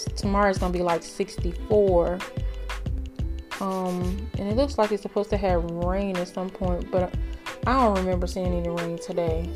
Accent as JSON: {"language": "English", "town": "Greenville", "region": "Texas", "country": "United States", "tie": "born or raised there", "said": "this is Greenville, Texas, um, my hometown"}